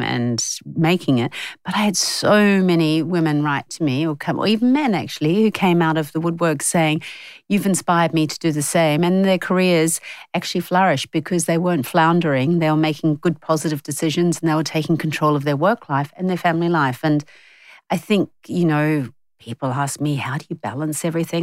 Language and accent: English; New Zealand; now in Australia; growing up in New Zealand